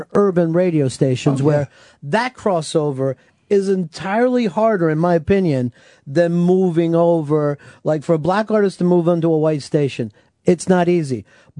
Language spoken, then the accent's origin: English; Delaware County, Pennsylvania, United States; I'm from Delaware County